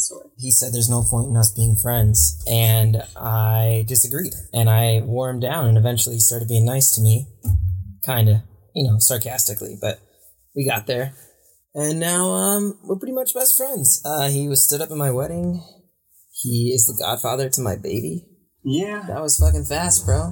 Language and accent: English; Michigan, United States; I was in Michigan